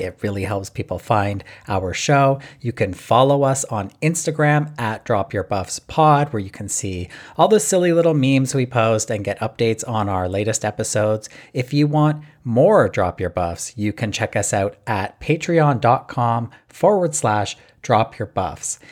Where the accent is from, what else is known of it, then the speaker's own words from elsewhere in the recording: Canada; from my hometown here